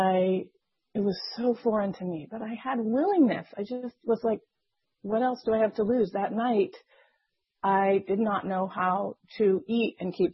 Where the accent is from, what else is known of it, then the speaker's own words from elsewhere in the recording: Las Vegas, Nevada, United States; I grew up in Las Vegas